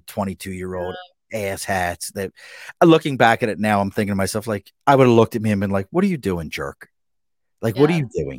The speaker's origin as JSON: {"language": "English", "town": "Baltimore", "region": "Maryland", "country": "United States", "tie": "born or raised there", "lives_now": "Albany, United States", "said": "I grew up in Baltimore. So that's why you get a lot of Maryland love out of here"}